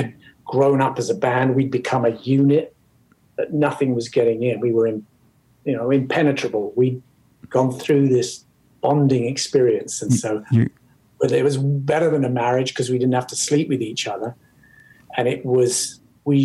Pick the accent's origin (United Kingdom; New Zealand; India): United Kingdom; England; now in United States; as English